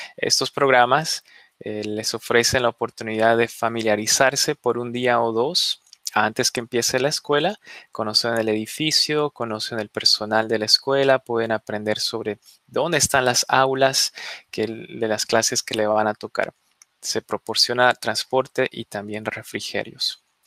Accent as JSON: {"language": "Spanish", "country": "Bolivia", "tie": "born or raised there", "moved": "yes", "lives_now": "Fairfax, United States", "said": "Yo vengo de una familia inmigrante, yo nací en Bolivia"}